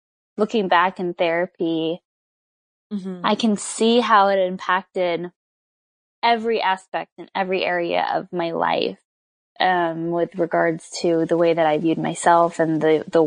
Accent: Southern California, United States; I grew up in Southern California. So I'm a Southern California native, born and raised.

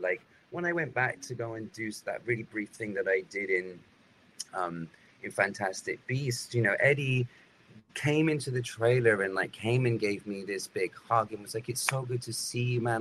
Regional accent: United Kingdom; being British

